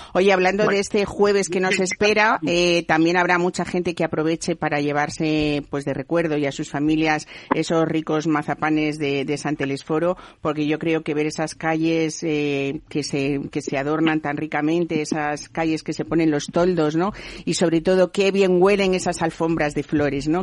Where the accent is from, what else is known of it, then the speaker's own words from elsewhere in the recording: Madrid, Community of Madrid, Spain; yo que soy madrileña